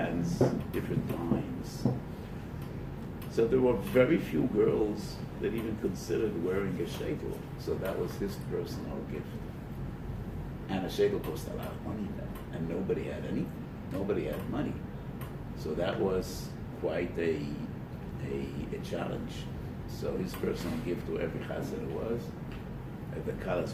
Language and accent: English; United States; I was born in America, and about 5 years after my parents came to America, the fourth out of seven children